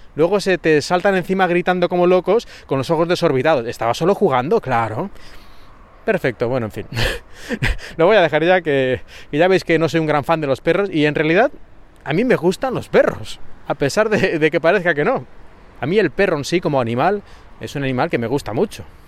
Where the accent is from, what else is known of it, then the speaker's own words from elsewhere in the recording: Valencia, Valencian Community, Spain; moved away as an adult; now in Shanghai, China; soy de Valencia